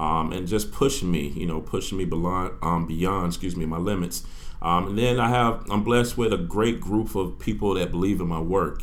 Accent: Orlando, Florida, United States; I'm from Orlando, Florida. I'm an Evans High School graduate, class of 2000

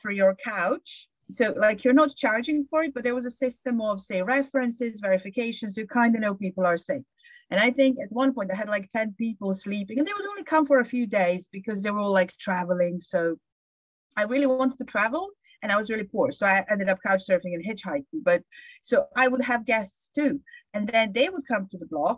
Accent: Serbia; moved away as an adult; also born or lived in Bristol, England; now in England

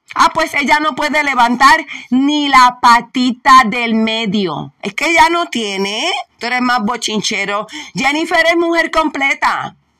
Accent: Puerto Rico; si somos borinqueños, puertorriqueños

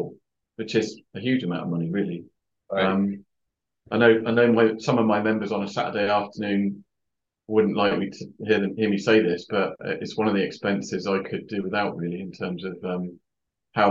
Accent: Hythe, South East England, United Kingdom; also born or lived in Yeovil, Somerset; now in Cornwall, United Kingdom; I spent most of my formative years living in Hythe, which is very close to Southampton near the Solent

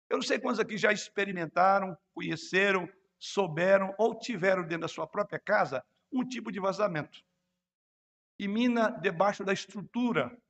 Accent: Rio de Janeiro, Brazil; Na minha juventude, morando no Rio de Janeiro, era muito comum a região onde eu morava ter algumas lagoas ali na região.

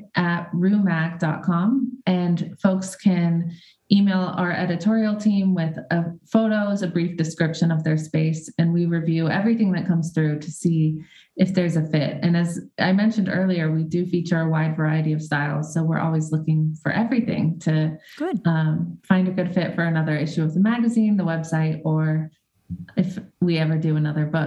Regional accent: Boise, Idaho, United States; now in California, United States; I grew up in Idaho

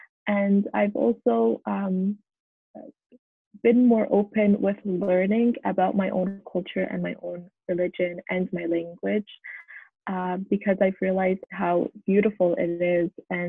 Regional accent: Canada; It was very difficult growing up in Canada as a daughter of immigrants

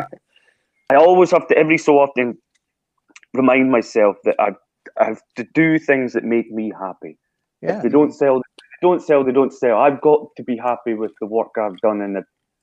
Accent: Brechin, Scotland, United Kingdom; in Brechin in my hometown

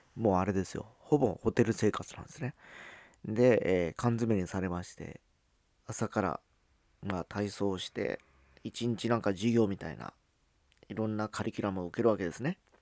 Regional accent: Kyushu, Fukuoka, Japan; accent: Hakata dialect; moved away as an adult; also born or lived in Osaka; 九州から来た人間、えー、福岡出身2人

